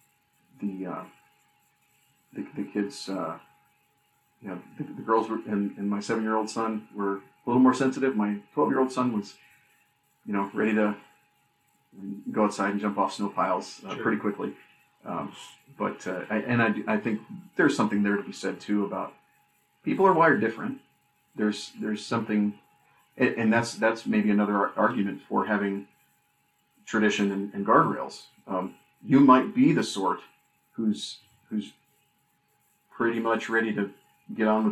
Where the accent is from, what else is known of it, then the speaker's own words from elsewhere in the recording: Minnesota, United States; moved away; the family in Minnesota